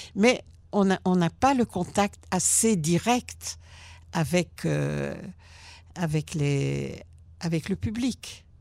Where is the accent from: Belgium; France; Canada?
Belgium; born or raised there; also born or lived in Germany; now in Israel